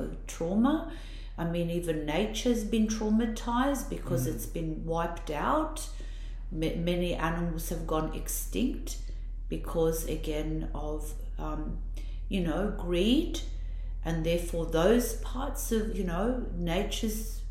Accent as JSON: {"language": "English", "country": "Italy", "accent": "Italian", "lives_now": "Australia", "said": "my Italian accent's so bad"}